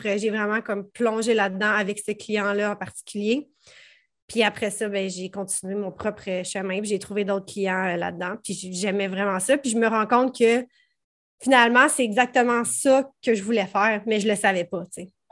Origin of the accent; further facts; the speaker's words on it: Prévost, Quebec, Canada; Je viens de Prévost dans les Laurentides, donc rive nord de Montréal